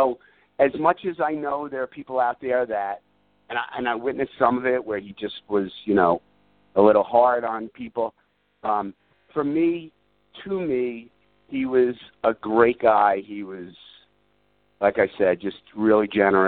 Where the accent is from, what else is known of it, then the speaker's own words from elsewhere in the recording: New York, United States; a guy born and raised in New York